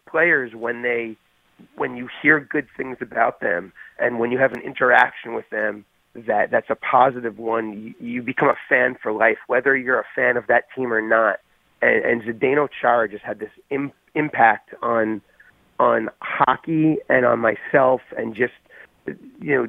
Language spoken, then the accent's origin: English; Long Island, New York, United States; I'm from Long Island